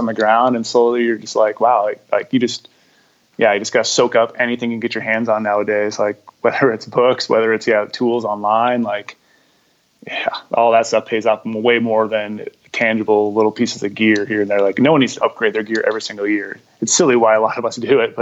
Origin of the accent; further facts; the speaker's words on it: Minnesota, United States; moved away; I grew up in the Midwest, so I was born and raised in Minnesota